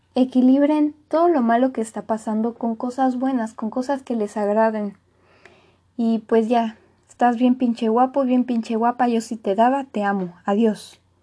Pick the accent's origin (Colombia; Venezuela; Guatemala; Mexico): Mexico; soy de México